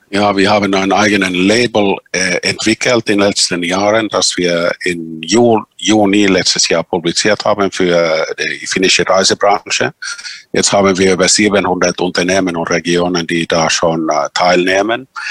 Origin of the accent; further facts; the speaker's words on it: Finland; die Sami in Finnland, unsere Urbevölkerung